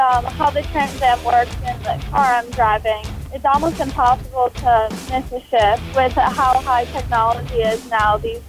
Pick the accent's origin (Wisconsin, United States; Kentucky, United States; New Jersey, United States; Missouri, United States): Wisconsin, United States; even though I'm from Wisconsin.